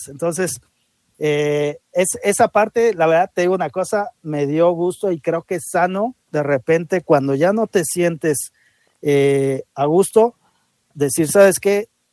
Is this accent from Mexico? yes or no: yes; Mexico; así somos los mexicanos